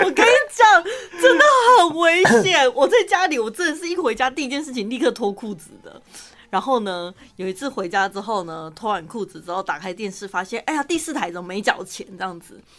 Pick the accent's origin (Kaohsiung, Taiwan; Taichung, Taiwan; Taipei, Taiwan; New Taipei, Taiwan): Taichung, Taiwan; accent: Taichung accent; 我们的台中腔